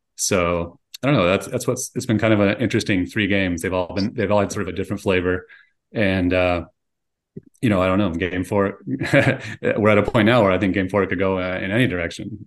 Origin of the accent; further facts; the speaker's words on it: Michigan, United States; now in Coachella Valley, United States; I'm from Michigan